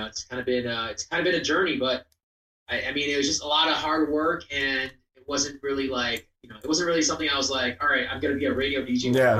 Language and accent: English; Rochester, New York, United States; moved away as an adult; also born or lived in Philadelphia; now in Los Angeles, United States; my hometown in Rochester.